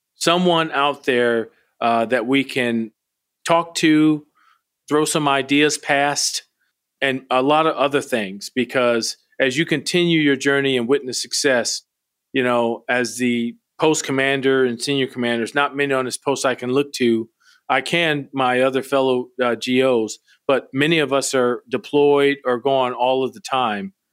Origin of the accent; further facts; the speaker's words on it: Milwaukee, Wisconsin, United States; moved away; Wisconsin, where I grew up in Milwaukee